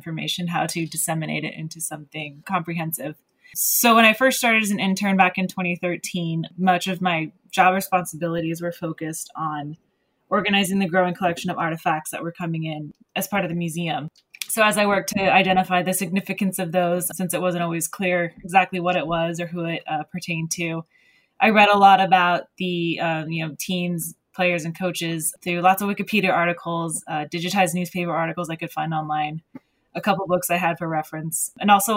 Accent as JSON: {"language": "English", "area": "Bay Area", "region": "California", "country": "United States", "tie": "born or raised there", "said": "I grew up in the Bay Area"}